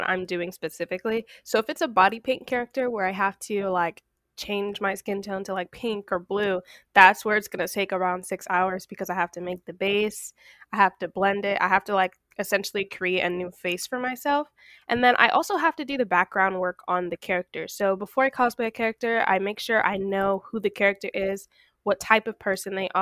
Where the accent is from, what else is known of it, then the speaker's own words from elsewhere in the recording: Florida, United States; now in Washington, D.C. area, United States; I was born in Florida, but I'm currently staying in the DMV